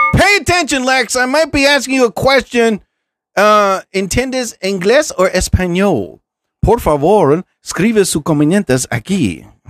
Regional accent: New Jersey, United States; I'm from New Jersey.

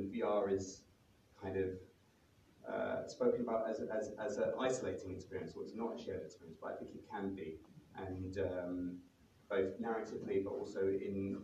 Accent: London, United Kingdom; I'm from London

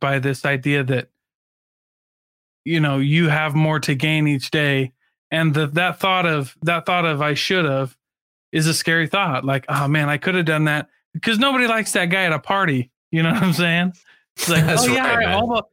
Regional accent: Iowa, United States; I'm from Iowa originally.

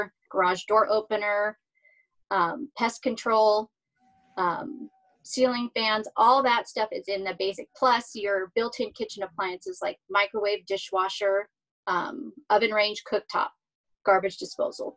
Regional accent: Hacienda Heights, California, United States; Grew up right here in Southern California, Whittier, Hacienda Heights, Roland Heights area

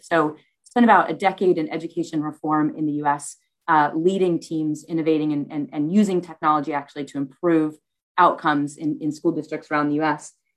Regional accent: United States; moved away as an adult; now in United Kingdom; I was born in the US

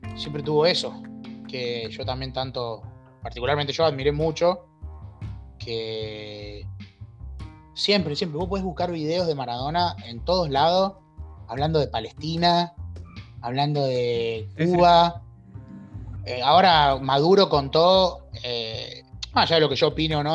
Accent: Argentina

